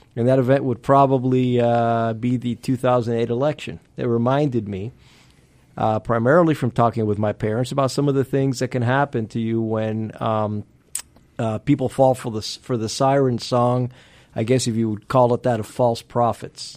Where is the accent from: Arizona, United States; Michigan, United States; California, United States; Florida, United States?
Florida, United States; Miami; first language Spanish; English is a second language; moved away as an adult; also born or lived in Pennsylvania; now in Georgia, United States; having grown up in Miami